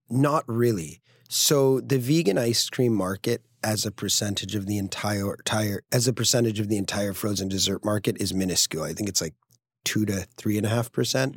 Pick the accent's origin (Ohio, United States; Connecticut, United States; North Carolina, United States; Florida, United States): Connecticut, United States; Greenwich; moved away as an adult; also born or lived in San Francisco / upstate New York / Brooklyn; Greenwich Point, where I grew up in Connecticut